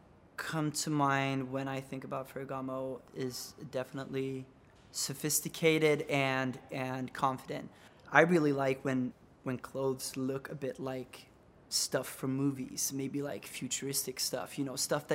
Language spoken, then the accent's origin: English; Stockholm, Stockholm County, Sweden; I'm from Stockholm, Sweden.